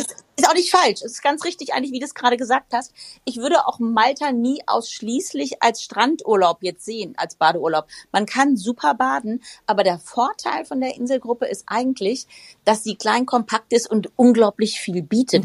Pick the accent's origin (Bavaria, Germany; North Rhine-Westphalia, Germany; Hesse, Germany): Hesse, Germany; Frankfurt; ich komme ja aus Frankfurt, lebe mitten in Frankfurt.